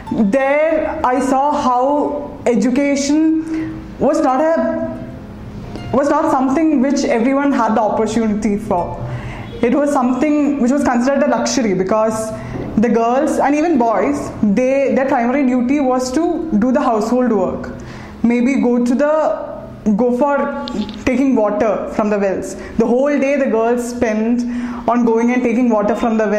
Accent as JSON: {"language": "English", "region": "Kerala", "country": "India", "said": "I'm from Kerala."}